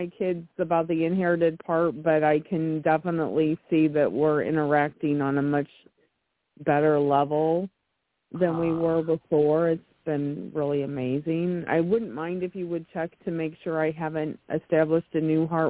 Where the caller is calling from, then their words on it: Colfax, Illinois, United States; I'm from Colfax, Illinois.